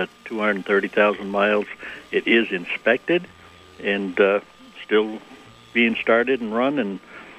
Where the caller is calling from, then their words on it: Moretown, Vermont, United States; Good morning. It's … here from Moortown.